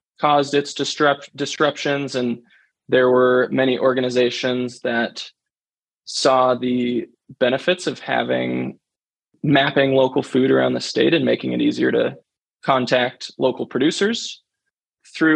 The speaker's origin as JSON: {"language": "English", "town": "Olympia", "region": "Washington", "country": "United States", "tie": "born or raised there", "moved": "as an adult", "lives_now": "Bozeman, United States", "said": "I grew up in Olympia, Washington"}